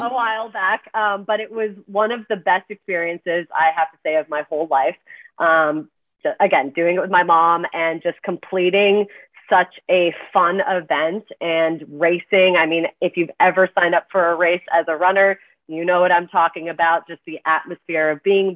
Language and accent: English; Canada; moved away as an adult; also born or lived in Washington, D.C.; now in New York, United States; I'm Canadian, came to the States from Canada